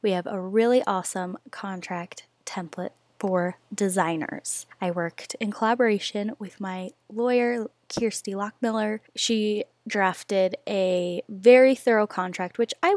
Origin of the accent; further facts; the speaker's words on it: Rexburg, Idaho, United States; moved away as an adult; now in Utah, United States; I'm from Idaho